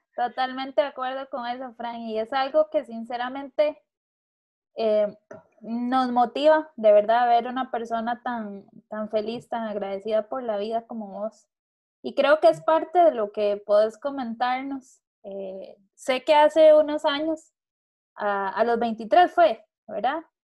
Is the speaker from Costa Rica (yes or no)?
yes; Costa Rica; yo como buena tica